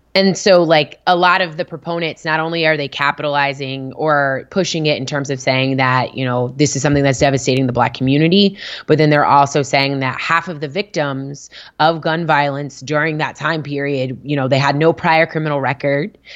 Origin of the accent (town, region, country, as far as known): Richmond, Virginia, United States; born or raised there